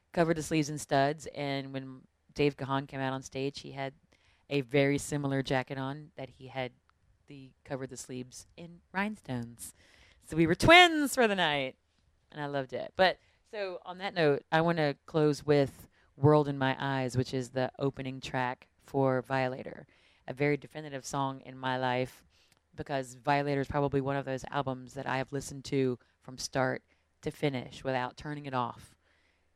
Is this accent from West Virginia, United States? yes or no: yes; West Virginia, United States; growing up in West Virginia